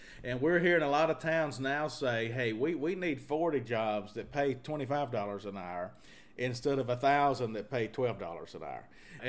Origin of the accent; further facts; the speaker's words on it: Mississippi, United States; also born or lived in Mobile, Alabama / Lafayette, Louisiana; If you're not from New Orleans, I sound New Orleans. But if you're from New Orleans, they all think I'm like from Houma or Thibodeau, which is real South Louisiana. And I'm not. I'm from Mississippi.